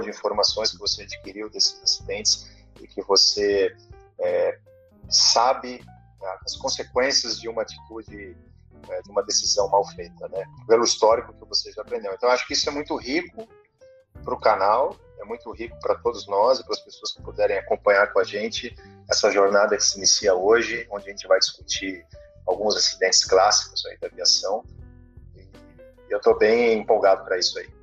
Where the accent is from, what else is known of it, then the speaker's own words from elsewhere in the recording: Barbacena, Minas Gerais, Brazil; quando era menino lá em Barbacena